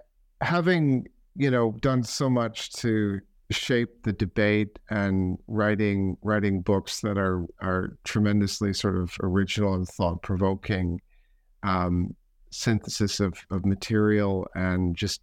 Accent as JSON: {"language": "English", "country": "Canada", "said": "Because I'm a Canadian looking at Canada now from the British vantage point."}